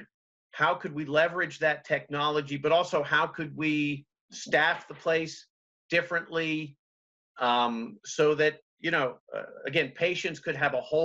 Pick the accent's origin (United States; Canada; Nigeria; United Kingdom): United States; Montgomery County, Maryland; moved away as an adult; now in Berkeley Springs, United States; I grew up in Montgomery County, Maryland, in the D.C. area, privileged